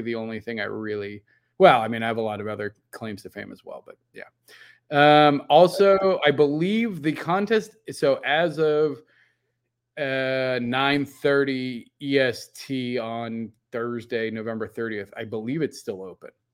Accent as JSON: {"language": "English", "region": "Midwest", "country": "United States", "said": "I'm from Midwest"}